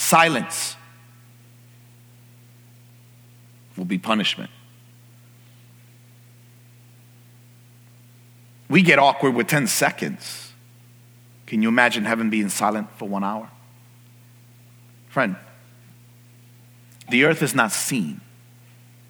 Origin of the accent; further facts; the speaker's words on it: New York City, New York, United States; moved away; I grew up in New York City, and there are streetlights everywhere